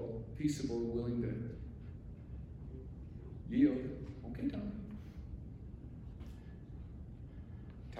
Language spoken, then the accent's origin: English; Alaska, United States; moved away as an adult; also born or lived in Durango, Colorado; growing up in Alaska